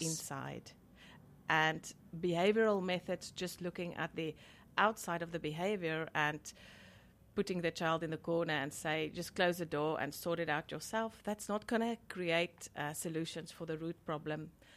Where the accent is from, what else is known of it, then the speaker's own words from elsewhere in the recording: South Africa; I'm from South Africa and there, there's a huge stigma still.